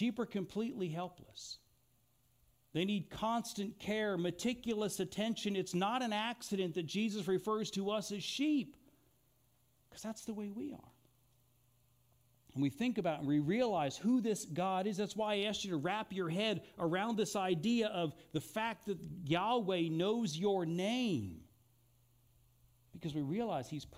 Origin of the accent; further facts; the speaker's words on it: Eugene, Oregon, United States; also born or lived in Philadelphia, Pennsylvania / Italy; I was born outside of Philadelphia. I was raised here in Eugene.